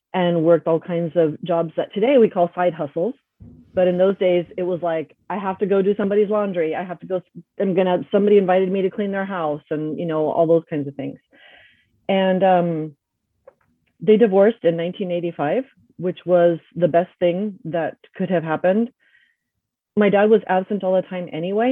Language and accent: English; Lacey, Washington, United States; English is a second language; also born or lived in Panama / Seattle, Washington; I grew up in Lacey, Washington, a little town right outside of Olympia, which is the capital.